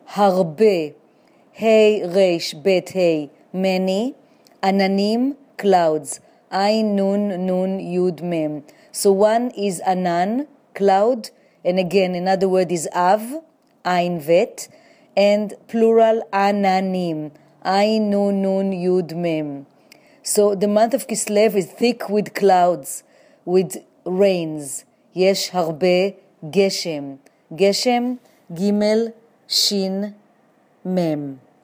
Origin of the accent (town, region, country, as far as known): Jerusalem, Jerusalem District, Israel; born or raised there; also born or lived in New York City; now in New York, United States